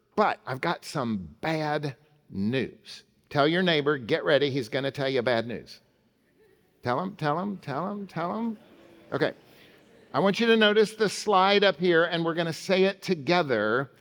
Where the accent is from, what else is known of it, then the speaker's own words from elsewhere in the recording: Oklahoma City, Oklahoma, United States; Central Presbyterian, where I grew up in Oklahoma City.